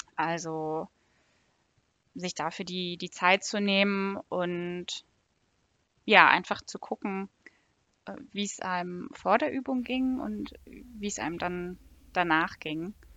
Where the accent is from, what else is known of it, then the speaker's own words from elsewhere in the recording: Northern Germany, Germany; now in Frankfurt, Germany; Ich komme ursprünglich aus Norddeutschland.